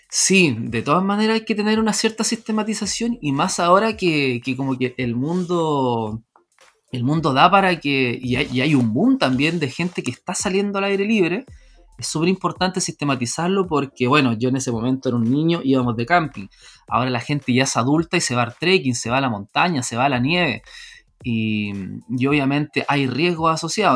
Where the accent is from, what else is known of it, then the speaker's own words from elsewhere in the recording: Renca, Santiago Metropolitan Region, Chile; yo soy nacido y criado en Renca